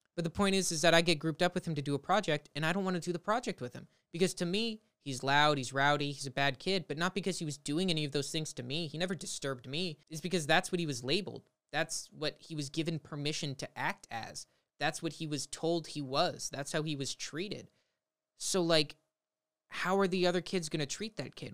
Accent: Los Angeles, California, United States; where I grew up in the Valley of Los Angeles, California, um, I've lived here my whole life

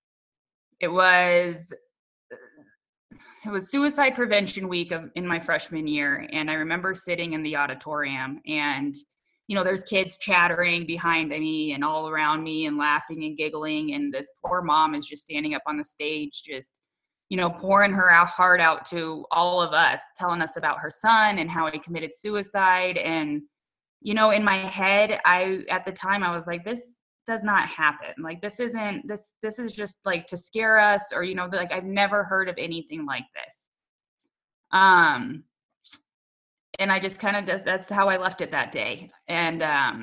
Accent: Littleton, United States; I grew up in Littleton, as well as my parents did.

